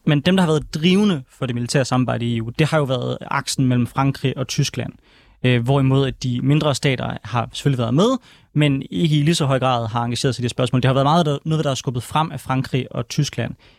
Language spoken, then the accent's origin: Danish; Denmark